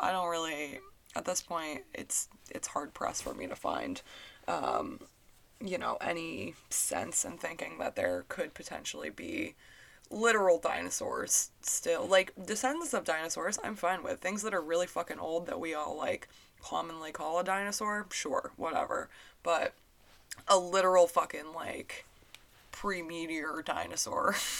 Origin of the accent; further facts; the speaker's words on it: New Hampshire, United States; growing up in New Hampshire